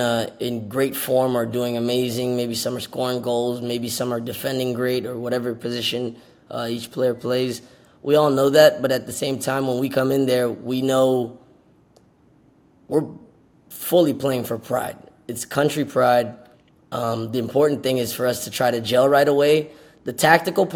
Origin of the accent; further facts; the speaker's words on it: Miami, Florida, United States; moved away; also born or lived in New York / Philadelphia / Dallas; I'm born in New York, raised Miami, never lived in Haiti